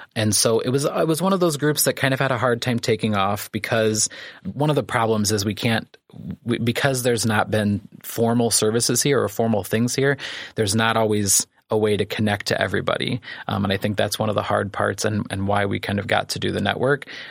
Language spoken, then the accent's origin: English; Clifton, Illinois, United States; also born or lived in Manteno / Kankakee; I grew up in Clifton, so I'm an Iroquois County boy